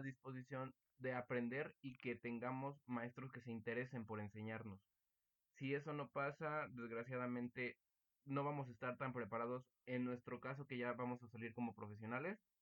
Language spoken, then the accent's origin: Spanish; Mexico; me siento muy orgulloso de ser mexicano